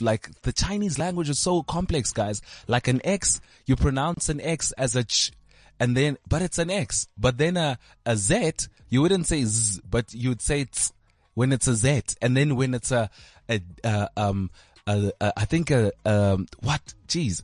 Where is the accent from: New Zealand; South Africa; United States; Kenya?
South Africa; I used to watch people like this growing up on Simunye, SABC one